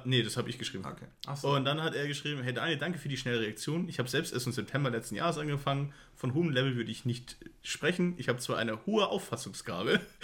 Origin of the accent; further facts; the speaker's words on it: Pfaffenhofen, Bavaria, Germany; ich komm aus Pfaffenhofen